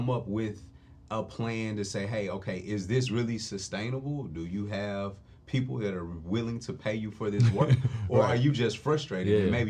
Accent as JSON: {"language": "English", "town": "Nashville", "region": "Tennessee", "country": "United States", "tie": "born or raised there", "said": "And I'm from North Nashville. It's a place where there's not a lot of money."}